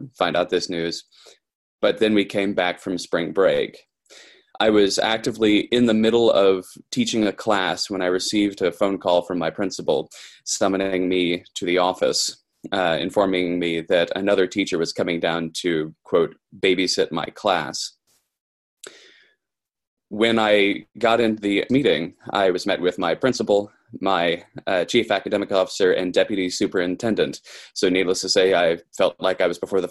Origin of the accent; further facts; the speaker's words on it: Kentucky, United States; I'm from Kentucky